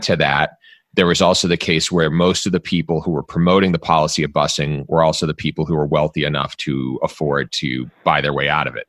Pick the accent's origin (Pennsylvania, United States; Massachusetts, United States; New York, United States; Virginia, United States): Massachusetts, United States; Dedham; also born or lived in Jamaica Plain, Boston; I grew up in Dedham